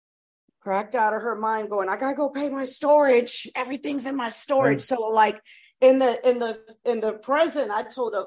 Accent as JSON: {"language": "English", "region": "East Coast", "country": "United States", "also_born_or_lived": "Brooklyn, New York", "said": "I'm from the East Coast"}